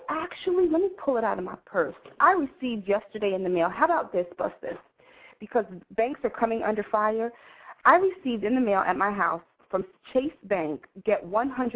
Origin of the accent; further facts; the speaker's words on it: New York City, New York, United States; I grew up in the Village